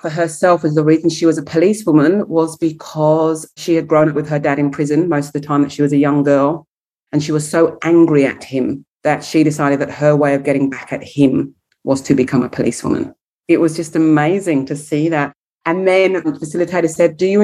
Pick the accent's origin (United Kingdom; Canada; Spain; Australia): United Kingdom; England; being English